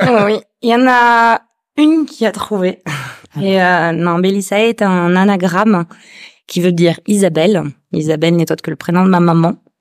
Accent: Toulouse, Occitania, France; moved away as an adult; now in Réunion, France; je suis originaire de Toulouse, et j'ai atterri sur ce caillou, bah, ça va bientôt faire 10 ans

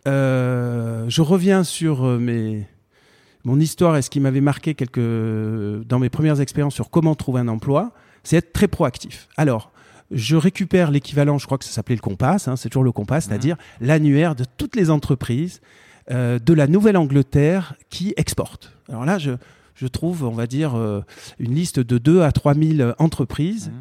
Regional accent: Marseille, Provence-Alpes-Côte d'Azur, France; also born or lived in Fontenay-aux-Roses / Paris suburbs; j'ai grandi à Montolivet

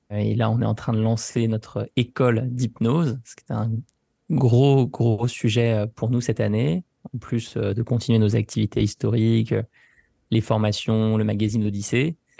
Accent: France; pour nous, la France

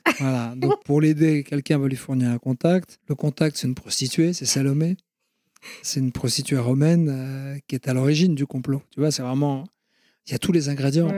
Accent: Ionian Islands, Greece; je suis originaire de la Grèce, de la mer Ionienne, c'est-à-dire que je suis mm-hmm. exactement en face de l'Italie

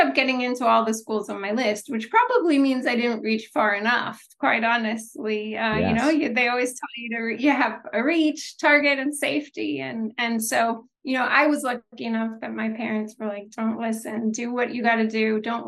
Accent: United States; born there; So I am first generation born in the U.S. My parents left Haiti under the Duvalier dictatorship

